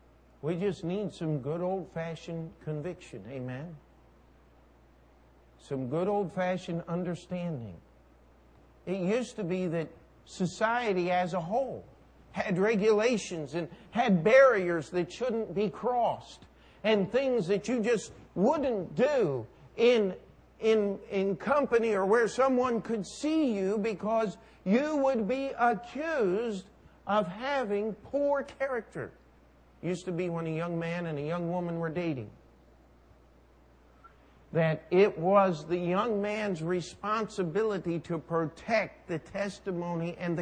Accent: New York, United States; I'm a New Yorker. I do what I want to do, where I want to do it, when I want to do it. Understand? I'm working on my Brooklyn accent.

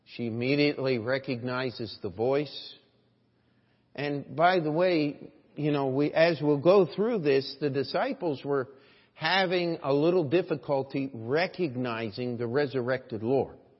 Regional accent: New York, United States; I'm a New Yorker

